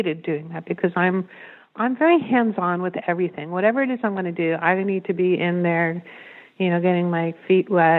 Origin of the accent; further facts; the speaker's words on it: New York, United States; I'm from New York